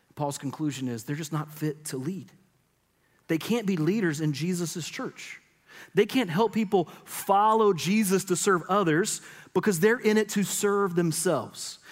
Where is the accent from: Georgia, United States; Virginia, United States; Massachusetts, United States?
Georgia, United States; Middle; I grew up in Middle Georgia